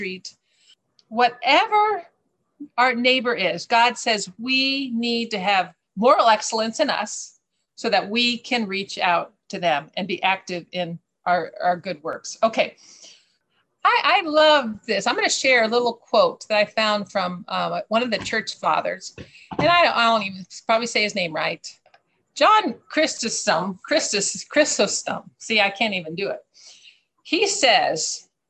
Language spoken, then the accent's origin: English; United States; moved away; I'm American